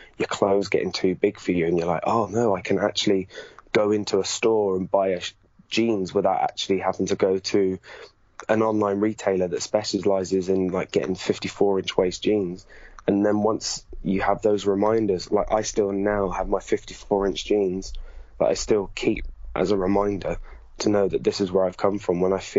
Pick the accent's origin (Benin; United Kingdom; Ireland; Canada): United Kingdom; Gloucester, South West England; where I grew up in Gloucester